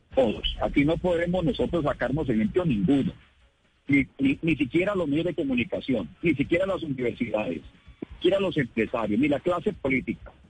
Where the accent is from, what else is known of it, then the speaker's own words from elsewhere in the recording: Cali, Valle del Cauca, Colombia; todos los caleños